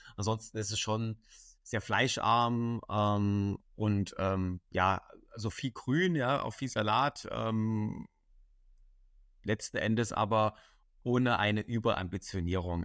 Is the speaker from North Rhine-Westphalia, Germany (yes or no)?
no; Dresden, Saxony, Germany; ich komme aus Dresden.